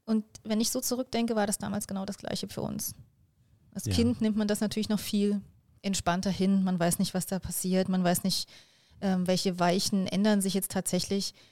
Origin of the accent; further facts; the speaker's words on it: Jena, Thuringia, Germany; born there; also born or lived in Delitzsch; ich bin in, in, äh, in Jena geboren, also in Thüringen, wo man ja schon auch einen, einen guten Dialekt sprechen